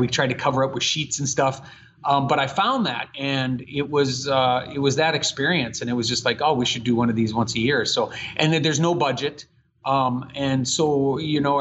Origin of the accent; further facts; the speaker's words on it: Bismarck, North Dakota, United States; moved away as an adult; also born or lived in California; this is my hometown. So I'm born and raised here, mm-hmm. 1969, January 24th at Bismarck Hospital